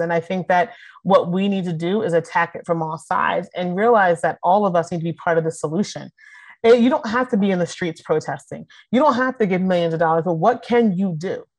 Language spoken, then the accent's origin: English; Philadelphia, Pennsylvania, United States; I'm from Philly.